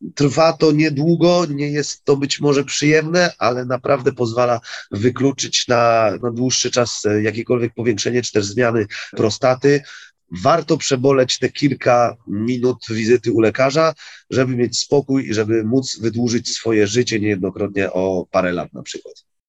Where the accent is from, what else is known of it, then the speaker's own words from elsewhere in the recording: Wrocław, Lower Silesian Voivodeship, Poland; jesteśmy z Wrocławia